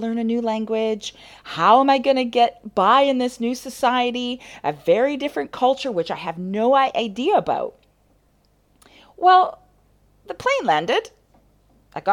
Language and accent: English; Canada; moved away; I'm a Canadian chiropractor